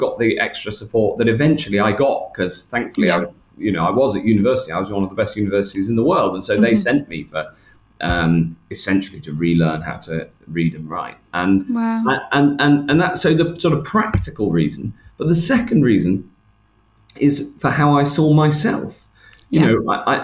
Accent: Chester, North West England, United Kingdom; near where I grew up in Chester, just outside Chester

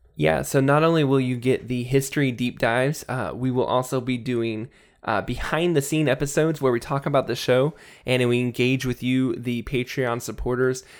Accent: United States; I'm from America. If you're an American like me

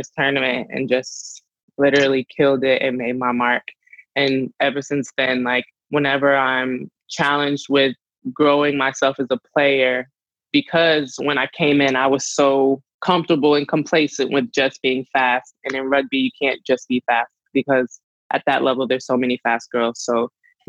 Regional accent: North Carolina, United States; moved away as an adult; now in California, United States; go back home to North Carolina, because I moved from North Carolina all the way to California for rugby

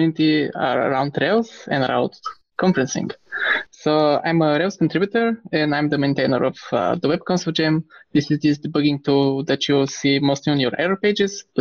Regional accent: Pleven, Pleven Province, Bulgaria; I grew up in Bulgaria in a small town called Pleven

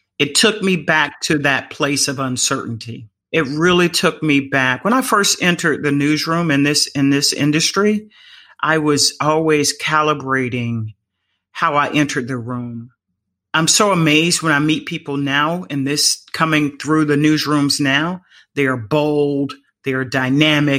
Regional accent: Florida, United States; I am from Florida

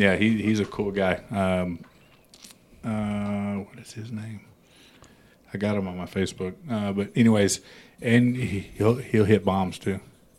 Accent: San Antonio, Texas, United States; also born or lived in Los Angeles; I'm from Texas. Mm-hmm. I'm from San Antonio.

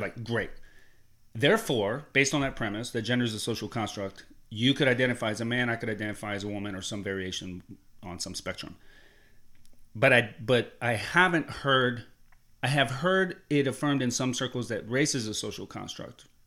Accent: Columbus, Ohio, United States; I grew up in Columbus, Ohio

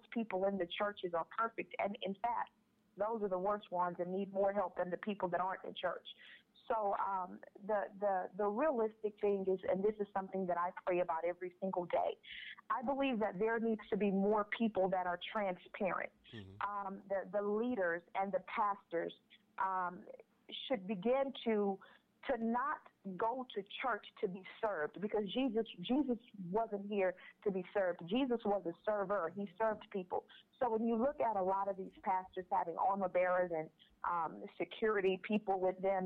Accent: Houston, Texas, United States; moved away as an adult; leave my hometown, Houston, Texas, to relocate

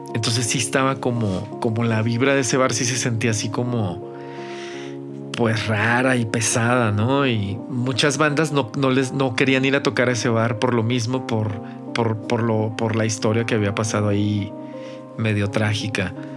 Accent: Mazatlán, Sinaloa, Mexico; moved away as an adult; now in Guadalajara, Mexico; yo no soy de aquí de, Guanatos, yo soy de Mazatlán

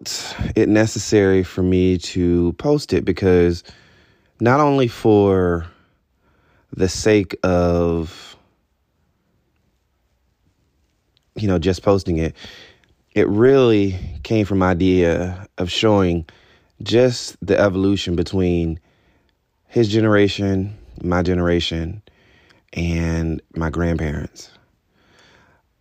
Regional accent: Albany, Georgia, United States; I was born in Albany, Georgia.

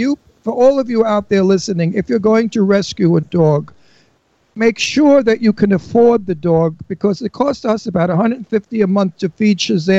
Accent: United States; also born or lived in Genoa, Italy; I said, no, I'm an American Italian.

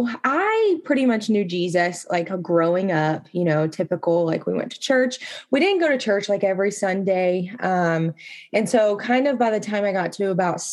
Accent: Texas, United States; now in Colorado, United States; I was born and raised in Texas

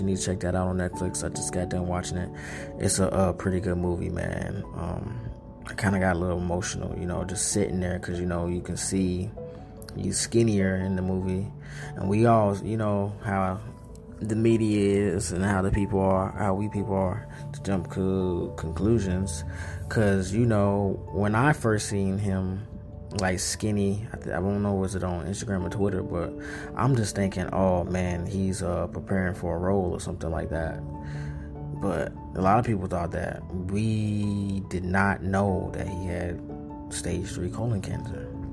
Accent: North Carolina, United States; I'm from North Carolina

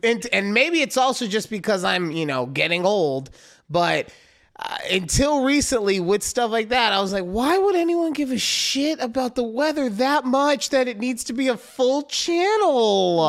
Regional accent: Las Vegas, Nevada, United States; moved away; growing up in Vegas

